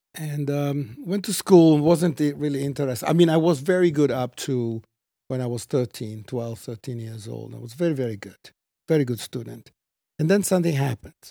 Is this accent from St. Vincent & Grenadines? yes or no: no; Treviso, Veneto, Italy; moved away; I was born in Italy